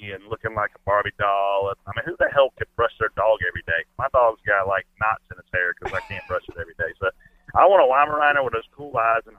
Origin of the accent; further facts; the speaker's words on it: Pageland, South Carolina, United States; I'm from Pageland, South Carolina